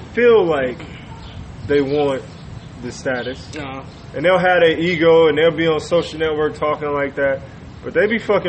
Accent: Inglewood, California, United States; Because I was born and raised in Inglewood

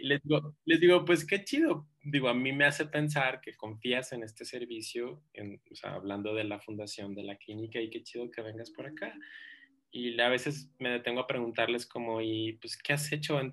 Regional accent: Ciudad Juárez, Chihuahua, Mexico; moved away as an adult; now in Mexico City, Mexico; yo soy pues, de Ciudad Juárez, mi mamá está allá

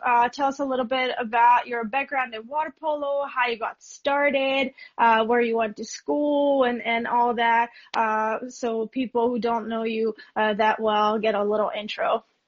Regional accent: Budapest, Hungary; I'm from Budapest

